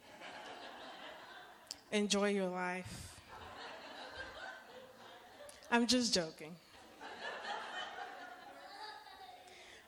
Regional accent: Nigeria; now in United States; I come from a culture, I'm Nigerian, or we are Nigerian

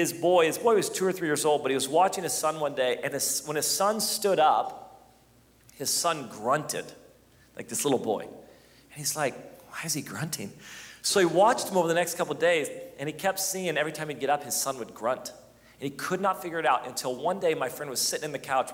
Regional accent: United States; I'm an American

